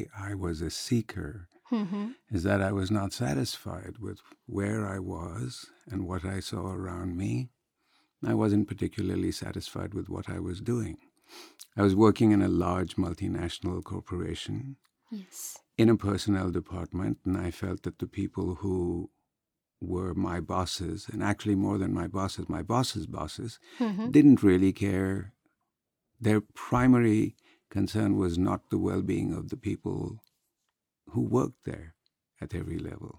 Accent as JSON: {"language": "English", "country": "India", "tie": "born or raised there", "also_born_or_lived": "England", "moved": "as an adult", "lives_now": "Alameda, United States", "said": "I grew up in India."}